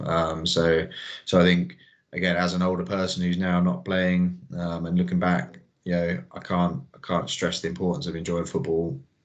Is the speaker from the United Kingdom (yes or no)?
yes; Salisbury, South West England, United Kingdom; Salisbury is my hometown club